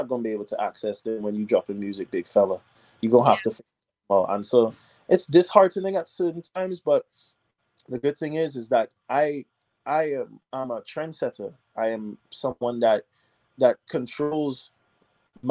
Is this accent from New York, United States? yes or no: no; Nashville, Tennessee, United States; moved away as an adult; also born or lived in Trinidad and Tobago / Boston / Atlanta; now in Los Angeles, United States; I grew up in Nashville